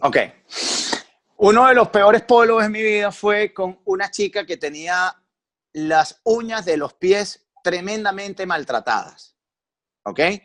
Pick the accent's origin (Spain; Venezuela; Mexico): Venezuela; Valencia, Carabobo; moved away as an adult; now in Caracas, Venezuela; Yo, yo soy de Valencia, como ustedes ya dijeron, yo tengo 10 años radicado aquí en Caracas